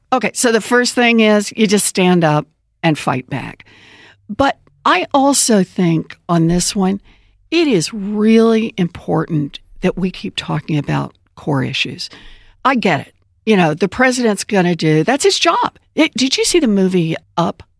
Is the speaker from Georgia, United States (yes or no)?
no; Oklahoma, United States; I grew up out in Oklahoma and uh, born and raised there.